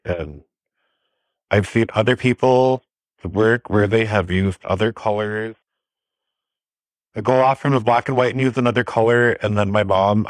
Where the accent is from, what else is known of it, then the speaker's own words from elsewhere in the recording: Red Lake Nation, Minnesota, United States; I am from the Red Lake Nation of Minnesota. The district I live in is Obaashing. That is the Panima district.